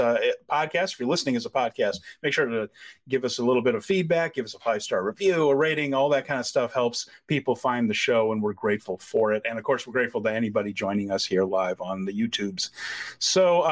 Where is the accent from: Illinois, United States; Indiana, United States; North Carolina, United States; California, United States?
Indiana, United States; Northwest; I grew up in Northwest Indiana